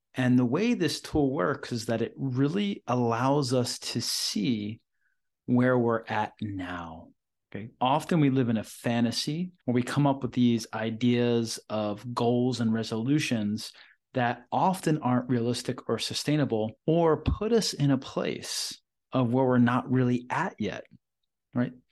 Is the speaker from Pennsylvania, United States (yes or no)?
yes; Philadelphia, Pennsylvania, United States; moved away; recording this session right now in Philadelphia, my hometown, and back here for some work